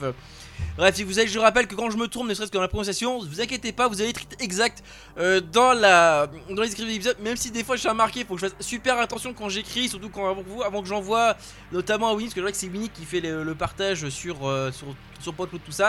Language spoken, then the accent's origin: French; France; chez nous en France